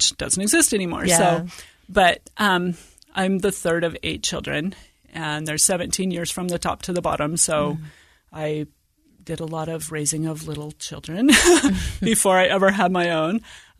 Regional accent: Washington, United States; also born or lived in Virginia; And so I was born in Virginia and spent my elementary and junior high years in rural northeastern Washington, about 60 miles north of Spokane, about 40 miles south of the Canadian border.

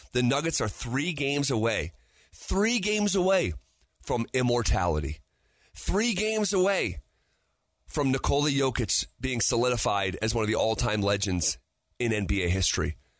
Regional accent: Albany, New York, United States; now in Denver, United States; my hometown of Albany, New York

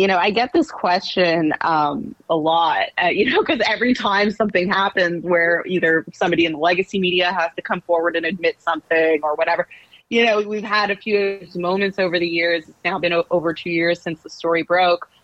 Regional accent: Canada; moved away as an adult; now in New York City, United States; I'm from Canada. Um, I'm not from the US

